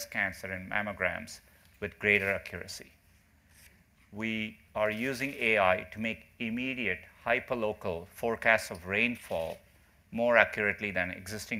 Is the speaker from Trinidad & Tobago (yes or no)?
no; India; moved away; Growing up in India